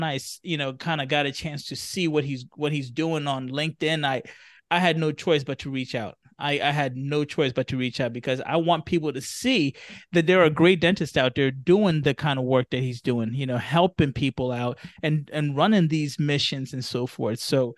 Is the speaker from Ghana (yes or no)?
yes; Ghana; as a Ghanaian